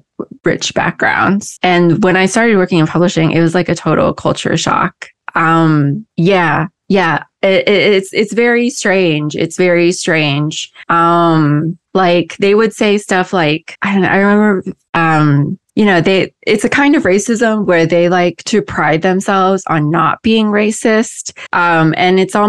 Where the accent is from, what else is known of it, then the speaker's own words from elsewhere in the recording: Midwest, United States; moved away; I grew up in the Midwest